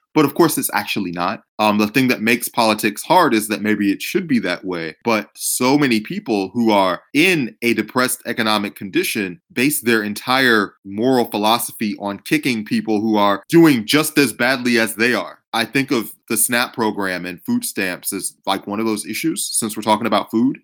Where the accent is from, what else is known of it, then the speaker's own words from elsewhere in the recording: Georgia, United States; I'm from Georgia